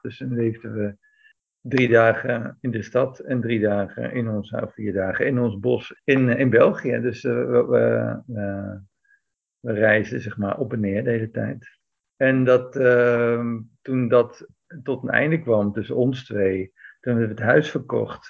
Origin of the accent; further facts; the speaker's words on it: Netherlands; moved away as an adult; also born or lived in Belgium; now in Greece; als Nederlander, als Nederlandse bergbeklimmer